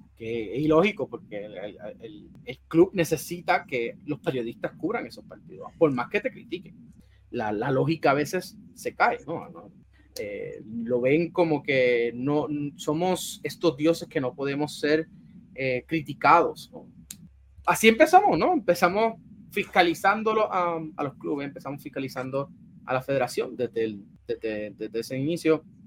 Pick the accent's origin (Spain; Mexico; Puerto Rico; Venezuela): Puerto Rico; San Juan; yo vengo de, de las urbanizaciones privadas de San Juan, Guaynabo, de esa área